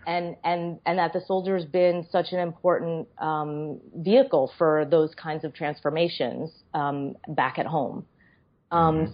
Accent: Boston, Massachusetts, United States; moved away as an adult; also born or lived in New York City; I grew up in Boston and uh, spent my whole childhood there.

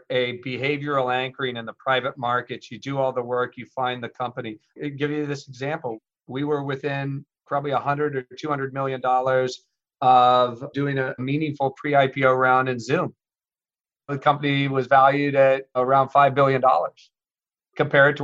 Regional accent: Midwest, United States; I grew up in the Midwest

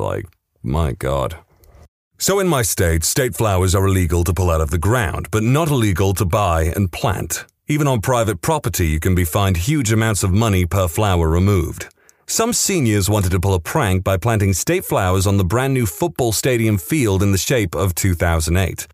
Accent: West Midlands, United Kingdom; I come from the Midlands of the U K, specifically the West Midlands

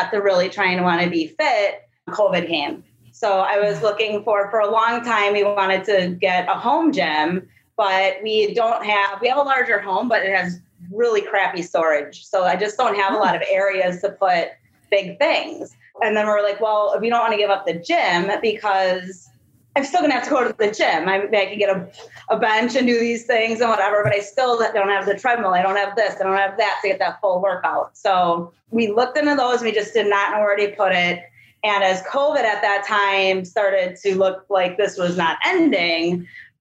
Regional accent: Wisconsin, United States; accent: UP; moved away as an adult; now in Sacramento, United States; I'm from Wisconsin, so I have this weird accent too that most people can't really understand

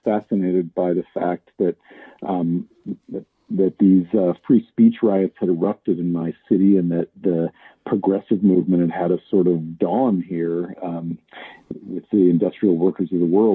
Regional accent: Spokane, Washington, United States; my family alongside my hometown, Spokane, Washington

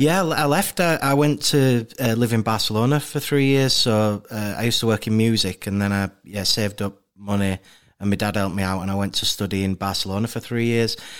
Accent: Leeds, Yorkshire and the Humber, United Kingdom; bo-, born and raised in Leeds, um, grew up in, mainly in a place called Wimmoor

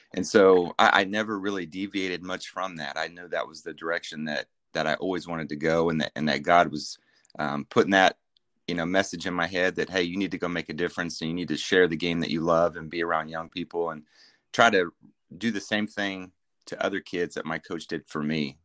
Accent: Kansas, United States; now in Norman, United States; I grew up in Kansas

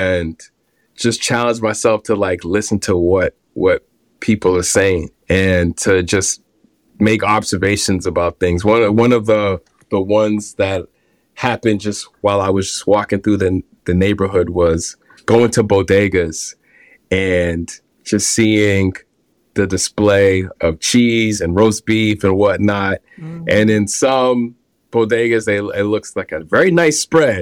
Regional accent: Boston, Massachusetts, United States; now in New York, United States; I grew up in Boston. I grew up in the inner city of Boston

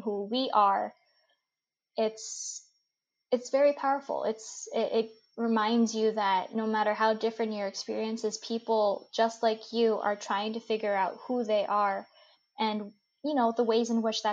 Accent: United States; accent: super American; my accent is super American

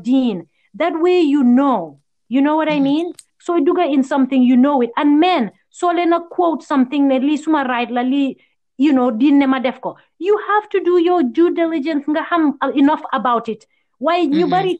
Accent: Gambia; now in United States; I grew up in Gambia not knowing it.

